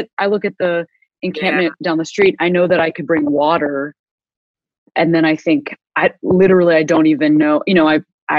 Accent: Chicago, Illinois, United States; now in Los Angeles, United States; I'm from Chicago

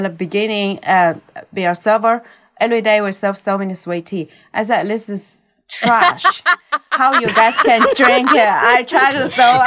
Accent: Wuyi Mountain, Fujian, China; English is a second language; moved away as an adult; now in Murfreesboro, United States; I'm from Wuyi Mountain, China, Fujian province

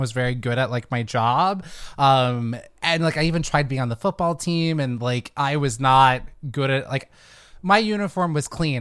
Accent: Fairfield, California, United States; I'm from the Bay Area. I grew up in a s, a town called Fairfield.

